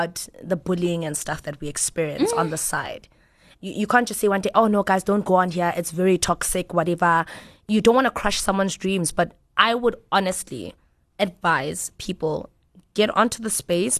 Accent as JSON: {"language": "English", "area": "East Rand", "region": "Gauteng", "country": "South Africa", "tie": "born or raised there", "said": "I'm from the East Rand, guys, born and bred in Spread View"}